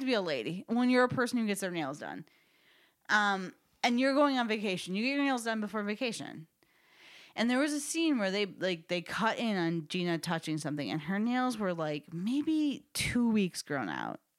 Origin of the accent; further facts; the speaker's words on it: Chicago, Illinois, United States; I grew up in Chica-, Chicago area